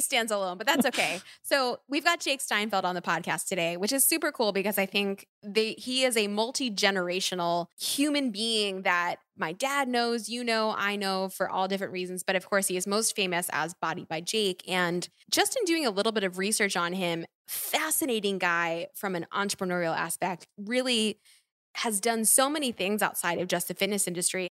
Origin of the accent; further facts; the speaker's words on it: Philadelphia, Pennsylvania, United States; I'm from Philly